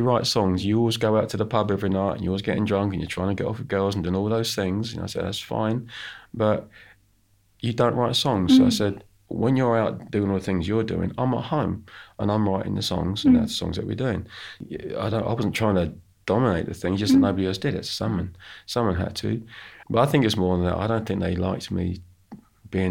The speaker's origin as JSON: {"language": "English", "country": "United Kingdom", "said": "I'm British"}